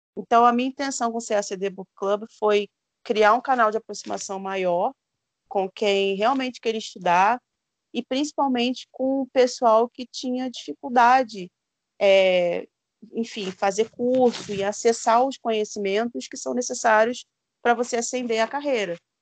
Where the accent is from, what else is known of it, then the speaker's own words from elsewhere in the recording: Rio de Janeiro, Brazil; moved away as an adult; now in Minas Gerais, Brazil; Eu venho da periferia do Rio de Janeiro